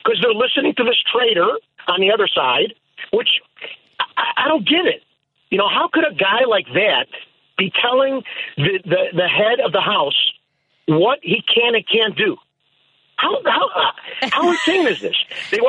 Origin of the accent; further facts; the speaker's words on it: Chicago, Illinois, United States; also born or lived in Canada; now in Lake Zurich, United States; I grew up in Jefferson Park.